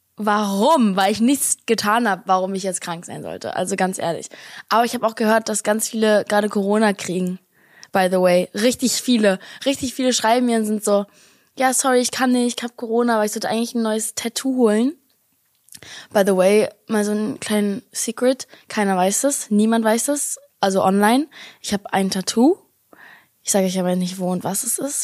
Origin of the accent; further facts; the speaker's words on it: Berlin, Germany; als Berliner Girl